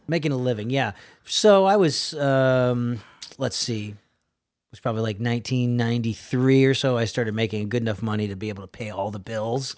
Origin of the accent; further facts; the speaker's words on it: Milford, Connecticut, United States; moved away; I was living in, uh, Milford, Connecticut. I'm originally from New England